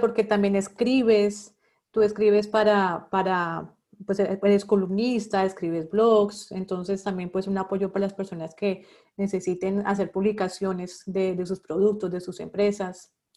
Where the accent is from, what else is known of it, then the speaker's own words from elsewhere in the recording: Bogotá, Colombia; moved away as an adult; now in Barranquilla, Colombia; también soy bogotana como tú